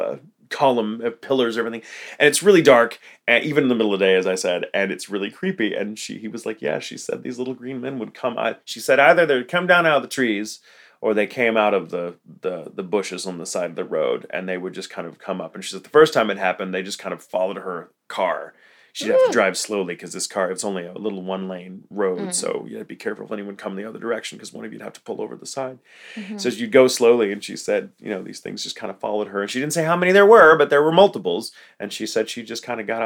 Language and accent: English; Texas, United States; I grew up here in Texas